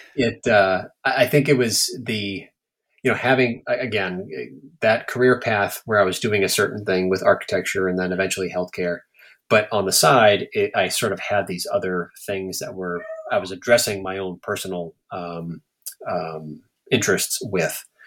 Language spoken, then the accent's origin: English; Everett, Massachusetts, United States; moved away as an adult; also born or lived in Saugus, Massachusetts / Boston, Massachusetts / Portland, Maine; now in Maine, United States; I grew up in Everett.